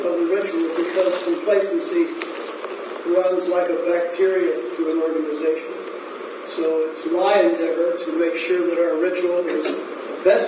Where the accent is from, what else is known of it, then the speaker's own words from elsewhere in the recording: Iowa, United States; now in Arizona, United States; I come from Iowa